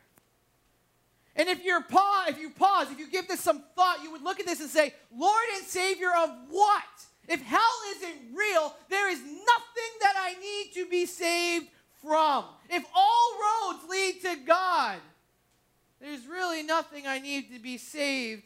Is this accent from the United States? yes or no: yes; New England, United States; moved away; I'm from New England, grew up there.